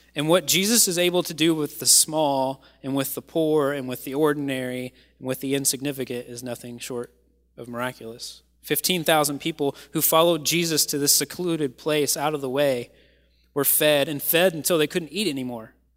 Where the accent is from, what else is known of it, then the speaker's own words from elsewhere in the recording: Kentucky, United States; moved away; I am from Kentucky